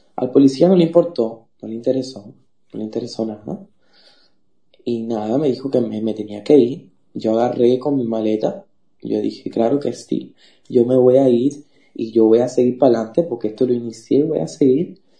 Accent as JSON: {"language": "Spanish", "country": "Cuba", "also_born_or_lived": "Uruguay", "moved": "as an adult", "lives_now": "Buenos Aires, Argentina", "said": "yo soy de Cuba"}